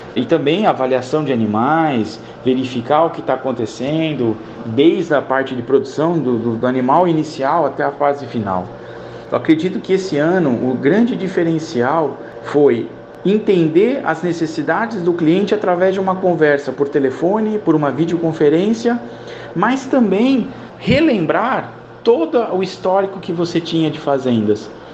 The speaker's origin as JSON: {"language": "Portuguese", "town": "São José dos Campos", "region": "São Paulo", "country": "Brazil", "tie": "born or raised there", "also_born_or_lived": "southern Minas Gerais", "moved": "as an adult", "said": "Sou natural de São José dos Campos, mas vivi em São Paulo durante muitos anos"}